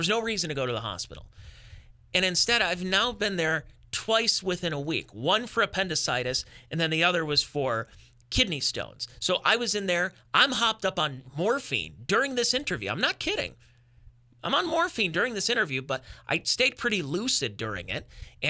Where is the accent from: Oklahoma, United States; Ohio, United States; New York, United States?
Ohio, United States; Northeast; …, comedian, also both of us Cleveland Browns fans, born and raised in Northeast Ohio.